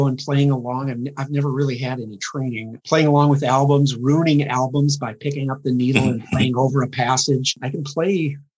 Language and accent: English; Central Minnesota, United States; Central Minnesota. I'm from Lake Country